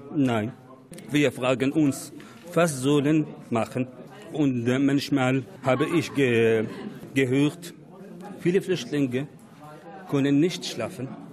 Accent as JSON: {"language": "German", "country": "Syria", "second_language": "German", "moved": "as an adult", "lives_now": "Germany", "said": "ich komme aus Syrien"}